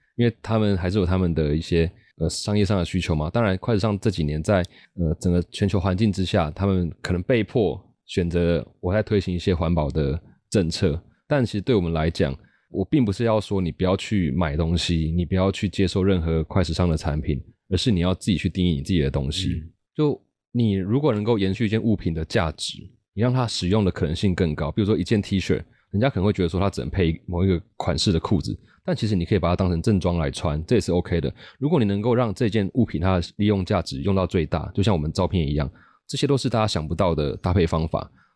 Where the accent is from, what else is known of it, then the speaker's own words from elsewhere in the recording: rural Taichung, Taiwan; moved away; also born or lived in Taipei / Beijing; 我就是在台中乡下长大的小孩是，然后是本来在，在台北待了十年嗯，然后前几年跑去北京工作